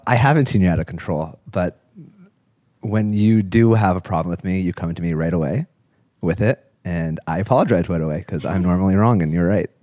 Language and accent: English; Los Angeles, California, United States; I'm from Los Angeles